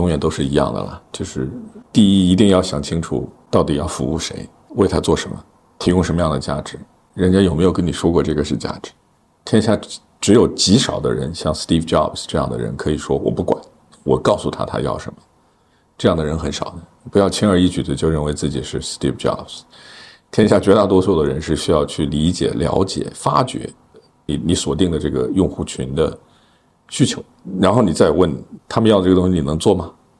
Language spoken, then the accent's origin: Chinese; China; 咱们中国的土生土长的人，即使有国际的经验，最后回到这片土地，都是一样的原因吧？这还是自己的家园吧，对吧？